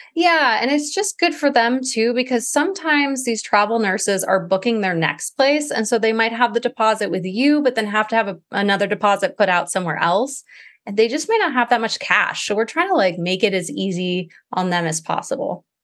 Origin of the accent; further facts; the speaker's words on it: Maui, Hawaii, United States; I grew up in Maui